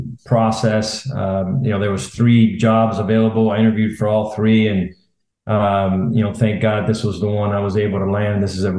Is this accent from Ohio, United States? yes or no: no; Miami, Florida, United States; So, obviously, growing up in Miami, it's a hotbed for baseball.